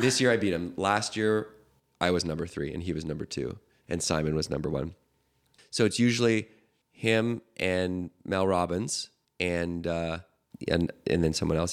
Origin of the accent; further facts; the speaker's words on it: Victoria, British Columbia, Canada; I'm growing up in Canada, which I can tell you exactly where it is because you'll know Victoria